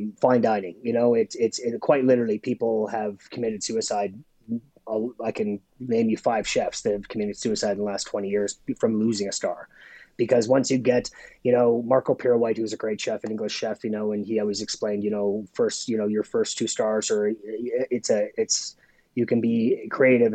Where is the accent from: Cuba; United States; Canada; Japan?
Canada; Saskatoon, Saskatchewan; being a Canadian chef